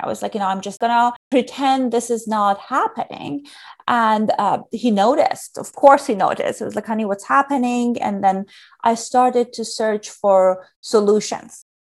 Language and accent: English; Iran; moved away; I grew up in Iran during a challenging time.